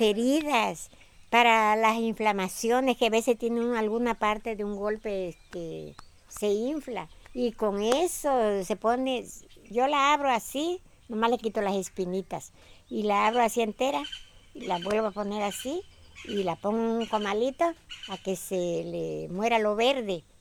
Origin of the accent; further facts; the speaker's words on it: Petatlán, Guerrero, Mexico; now in Marqués de Comillas, Mexico; Yo soy del estado de Guerrero, del municipio de Petatlán.